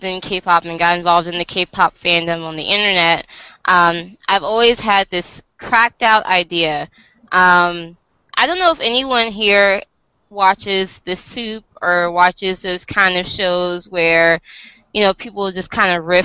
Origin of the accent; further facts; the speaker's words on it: Virginia, United States; I'm from the US. I'm from Virginia